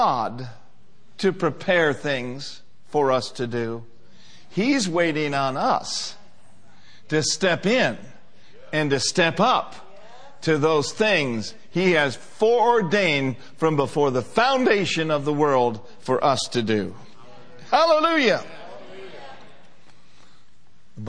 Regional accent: United States; being an American

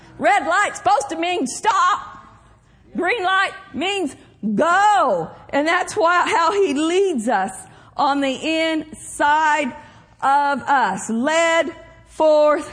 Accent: Oklahoma, United States; moved away as an adult; also born or lived in Minnesota / Pawnee County, Oklahoma; now in California, United States; I grew up in Oklahoma, spent some time in Minnesota

